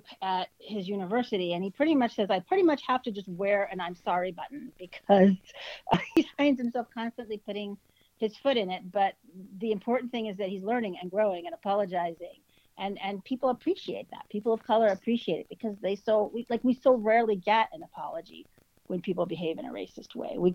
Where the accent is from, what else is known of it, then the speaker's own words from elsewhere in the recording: United States; moved away as an adult; also born or lived in Connecticut; now in Ottawa, Canada; I'm an American, so I only speak English